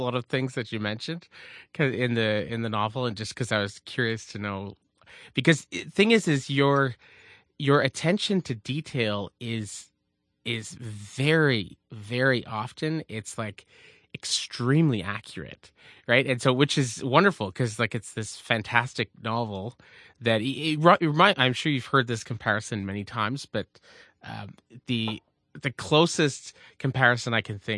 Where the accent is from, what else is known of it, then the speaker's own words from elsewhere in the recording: Quebec, Canada; growing up in Quebec